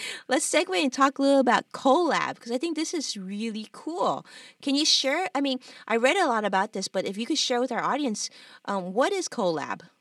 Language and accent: English; Los Angeles, California, United States; born and raised in Los Angeles, like just like I was actually